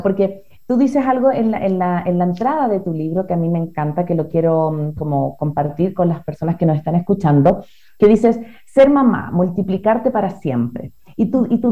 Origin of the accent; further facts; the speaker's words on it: Chile; moved away as an adult; now in Ecuador; yo soy chilena, pero vivo acá en Ecuador hace seis años más o menos